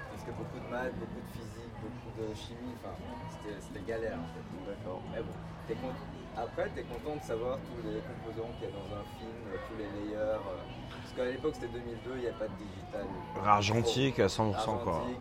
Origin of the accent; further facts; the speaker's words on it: Brussels, Brussels-Capital Region, Belgium; moved away as an adult; now in Tokyo, Japan; Je suis un, garçon de Belgique, né à Bruxelles. ah, t'es né à Bruxelles Ouais, je suis né à Bruxelles.